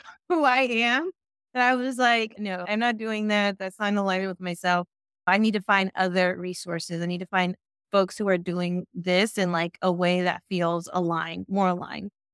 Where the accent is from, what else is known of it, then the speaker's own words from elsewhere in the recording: San Francisco, California, United States; also born or lived in East Bay, California; I was born in San Francisco and raised in San Francisco, and I've been in the Bay Area pretty much my whole life